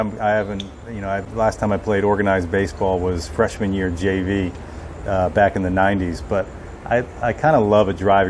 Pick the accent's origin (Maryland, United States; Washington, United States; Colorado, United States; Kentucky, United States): Maryland, United States; Montgomery County; So I grew up in the area as well. I grew up in Montgomery County. You and I are actually pretty similar in age.